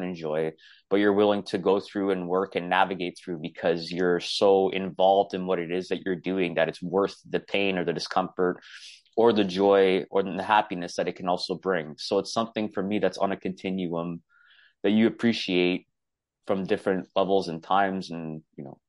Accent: Toronto, Ontario, Canada; I'm from Toronto, Ontario, Canada. I grew up in an Italian household

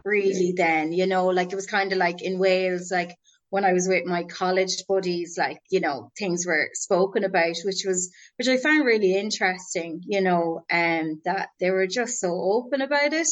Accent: Boyle, Connacht, Ireland; also born or lived in Dublin; I was born in Dublin, but I was reared in Roscommon in a town called Boyle.

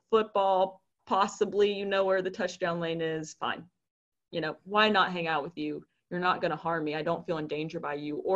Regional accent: Charlotte, North Carolina, United States; also born or lived in Philadelphia; I come from Philadelphia, I made my life there, and now I'm back home in Charlotte

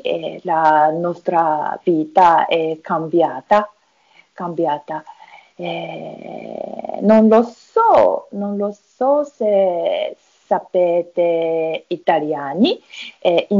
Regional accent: Tokyo, Japan; Italian is a second language; now in Hitachi, Japan; Sono, sono nata a Tokyo ma adesso abito a Hitachi

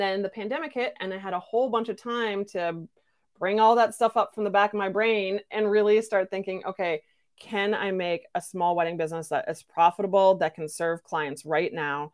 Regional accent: Midwestern United States, United States; I come from Midwestern United

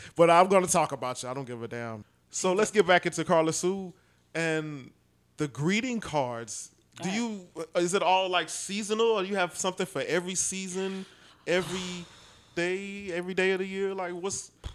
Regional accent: New York City, New York, United States; now in Houston, United States; I'm from Brooklyn originally, but I've been in Houston since 94

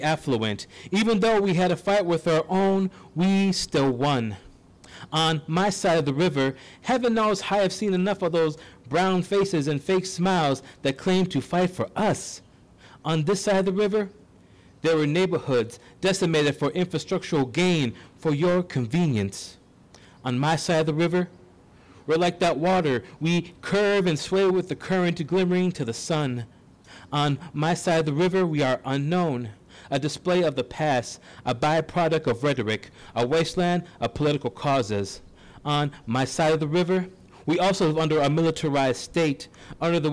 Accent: St. Paul, Minnesota, United States; I grew up and was raised here

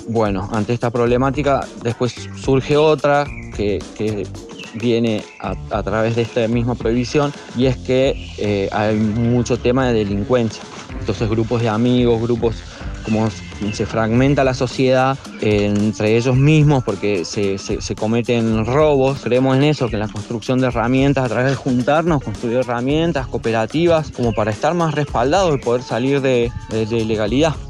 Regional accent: Córdoba, Argentina; also born or lived in Traslasierra Valley; soy de Córdoba, habito en el Valle de Trasasierra

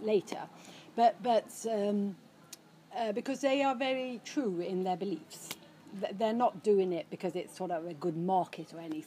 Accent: Stockholm, Stockholm County, Sweden; I, I, I, was brought up in Stockholm, or as a teenager, I was brought up in Stockholm

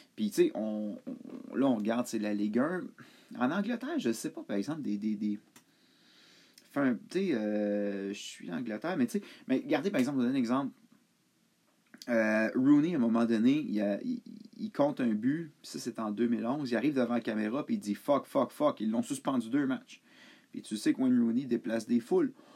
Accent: Montreal, Quebec, Canada; j'ai grandi à Montréal

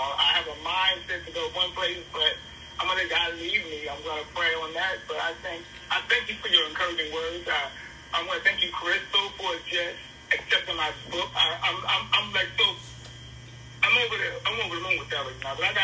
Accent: New Jersey, United States; moved away as an adult; also born or lived in Tennessee; now in Charlotte, United States; I'm from New Jersey.

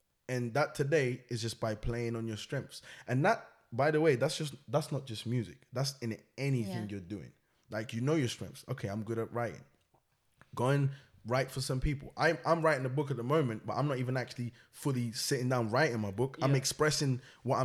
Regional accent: Portugal; moved away; also born or lived in Angola / Cape Verde; I was born in Portugal, that's where I'm from

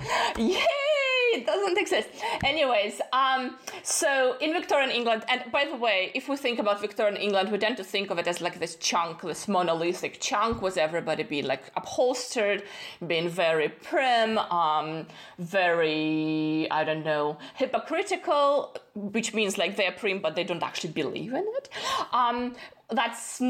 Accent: Kazakhstan; moved away as an adult; also born or lived in Austin, Texas, United States; I was born in Kazakhstan.

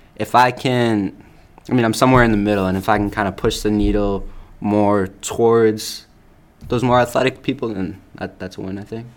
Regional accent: Upton, Massachusetts, United States; also born or lived in Cayman Islands; I grew up in Upton, Mass, my whole life.

